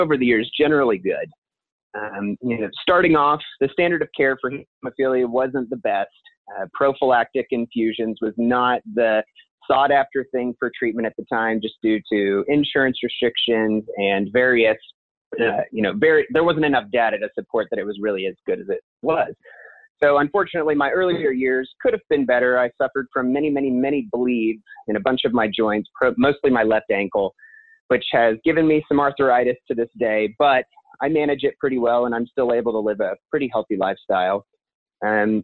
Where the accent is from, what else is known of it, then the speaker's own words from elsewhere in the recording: Belton, Missouri, United States; also born or lived in Kansas City, Missouri; I grew up in Belton, Missouri, about 20 minutes south of here